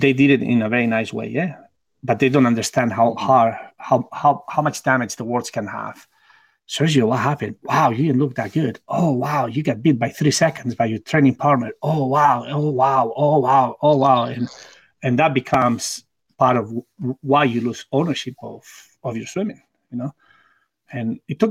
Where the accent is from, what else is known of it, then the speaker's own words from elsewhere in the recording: Barcelona, Catalonia, Spain; English is a second language; moved away as an adult; also born or lived in United States; my hometown in Barcelona.